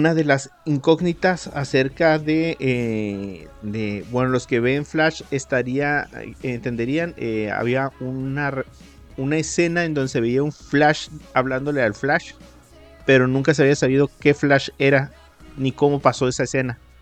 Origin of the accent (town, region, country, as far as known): Mexico